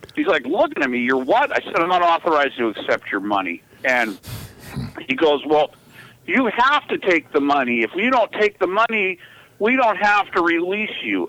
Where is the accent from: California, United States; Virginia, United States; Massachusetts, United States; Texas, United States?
California, United States; Los Angeles; I'm from the San Fernando Valley